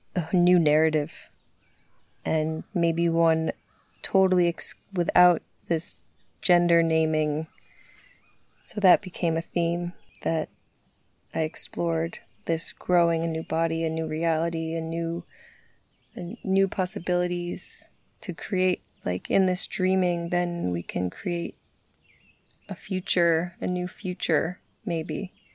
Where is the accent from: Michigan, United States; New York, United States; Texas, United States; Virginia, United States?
New York, United States; Bovina Center; I grew up in Bovina Center